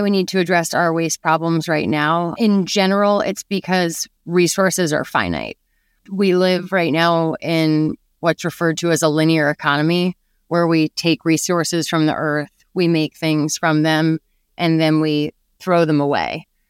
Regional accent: New York City, New York, United States; I grew up in New York City

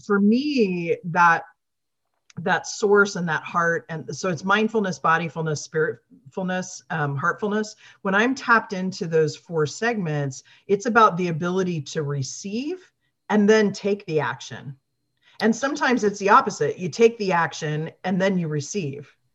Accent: Midwest, United States; moved away; I came from the Midwest

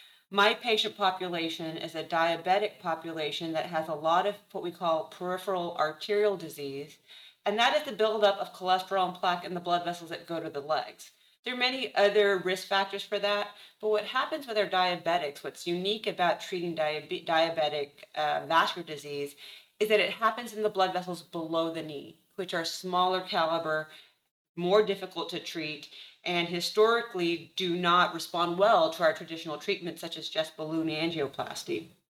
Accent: Mission, Texas, United States; moved away as an adult; also born or lived in Houston, Texas; now in San Antonio, United States; So I'm actually originally from the Rio Grande Valley, Mission, Texas, right in the border between Texas and Mexico. Did my undergraduate training down there and then moved to Houston

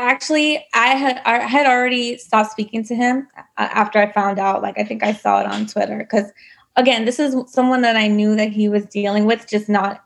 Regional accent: New York, United States; also born or lived in Dallas, Texas / Bangladesh (ancestry); My family is from Bangladesh, but I was born in Dallas and raised in New York

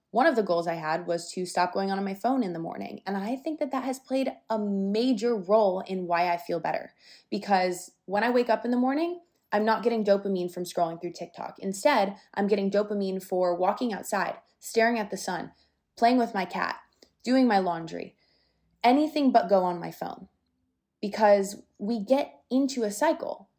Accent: Florida, United States; I'm from Florida. I do love it here

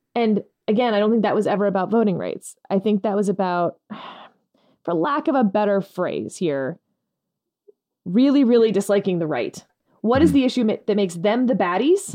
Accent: Texas, United States; as a Texan

